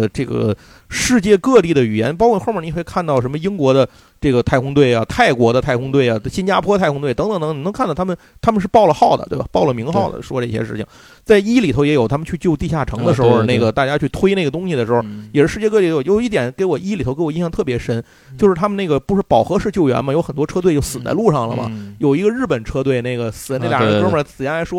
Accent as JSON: {"language": "Chinese", "country": "China", "said": "我中国人掏钱拍"}